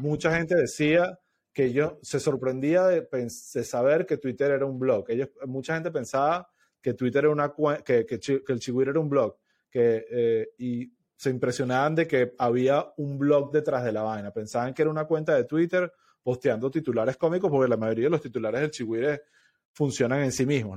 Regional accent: Venezuela; moved away; como venezolano

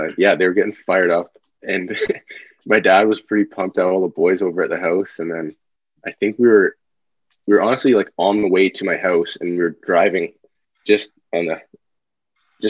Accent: Owen Sound, Ontario, Canada; Owen Sound is my hometown

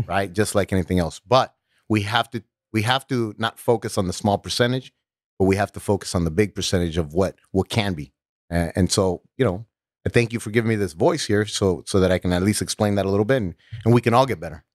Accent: Los Angeles, California, United States; I was growing up in North Hollywood

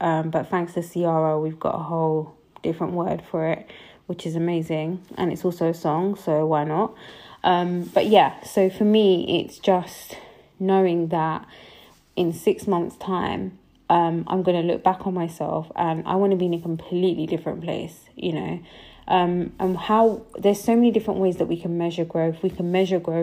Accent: United Kingdom; also born or lived in Punjab; I'm a British Sikh, I'm Punjabi too

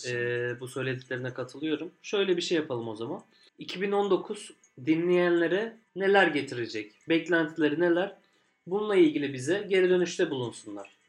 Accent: Adana, Turkey; Bir Adanalı olarak

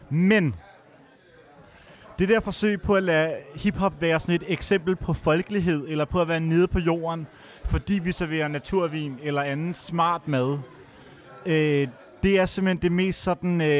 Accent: Copenhagen, Capital Region of Denmark, Denmark; jeg er jo født og opvokset på Østerbro, som du også siger. Indre Østerbro.

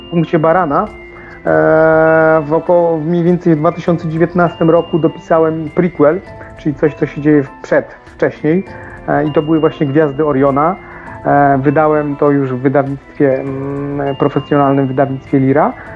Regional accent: Table Mountains area, Lower Silesian Voivodeship, Poland; moved away; bardzo niedaleko tamtych miejsc mieszkam, znaczy mieszkałem, pochodzę z, tam, z tamtych rejonów

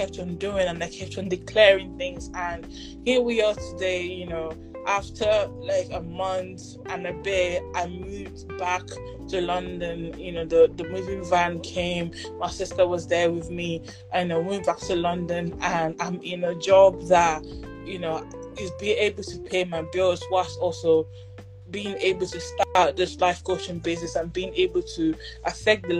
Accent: Igbo, Igboland, Nigeria; I'm Nigerian, I'm Igbo

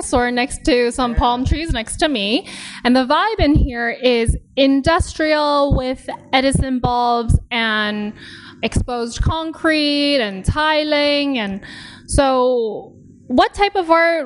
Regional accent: West Coast, Canada; because we're both Canadians. But I grew up in the West Coast

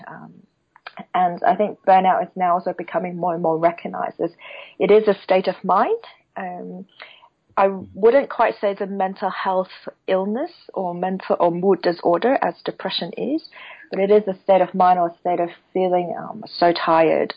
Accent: Hong Kong; now in Beijing, China; I am originally from Hong Kong as well

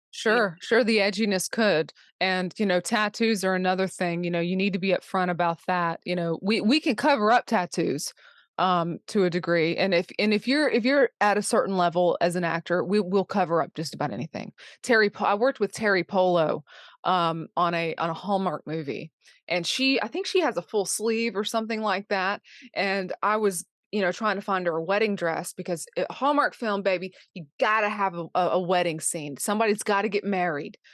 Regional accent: Charleston, South Carolina, United States; I grew up in Charleston

